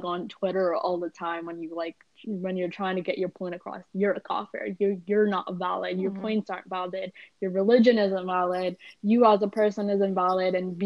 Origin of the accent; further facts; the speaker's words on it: Brampton, Ontario, Canada; also born or lived in Abu Dhabi, UAE; growing up in Brampton, like, there was a big group of brown guys